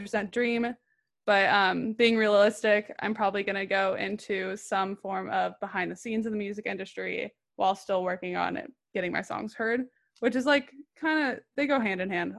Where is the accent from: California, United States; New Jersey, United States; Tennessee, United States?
California, United States; Orange County; I'm from Orange County, California